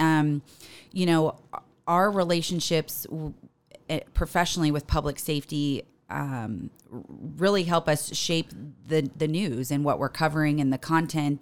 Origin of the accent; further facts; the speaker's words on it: Paradise Valley, Arizona, United States; moved away as an adult; also born or lived in Corpus Christi, Texas; got me here to Phoenix, Arizona, where I grew up. I grew up in Paradise Valley, just off of the fifty-one in Cactus